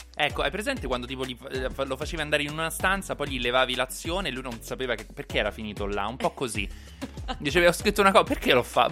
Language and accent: Italian; Rome, Lazio, Italy